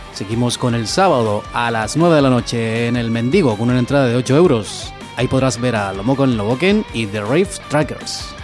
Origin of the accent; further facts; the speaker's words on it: Chile; yo soy chileno